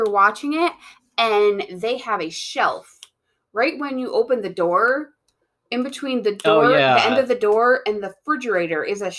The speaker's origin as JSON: {"language": "English", "region": "New York", "country": "United States", "tie": "born or raised there", "said": "growing up in New York, they had those quite often."}